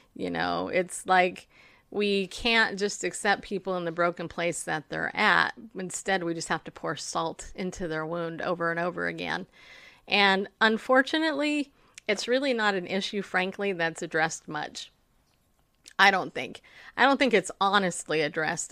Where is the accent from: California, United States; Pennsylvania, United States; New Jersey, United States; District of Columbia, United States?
California, United States; Riverside; also born or lived in New York; I grew up in Southern California. I actually grew up in Riverside